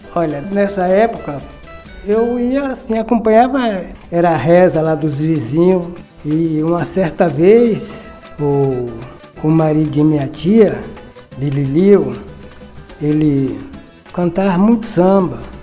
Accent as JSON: {"language": "Portuguese", "town": "Cachoeira", "region": "Bahia", "country": "Brazil", "tie": "born or raised there", "said": "Eu nasci aqui em Cachoeira, nascido e criado"}